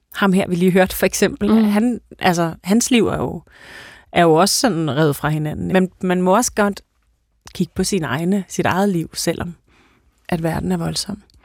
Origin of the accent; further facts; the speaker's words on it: Denmark; vi er danskere